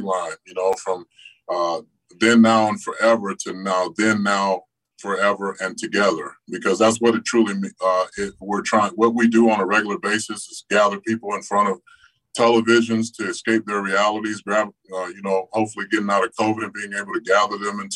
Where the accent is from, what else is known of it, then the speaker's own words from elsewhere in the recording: Tampa, Florida, United States; in my hometown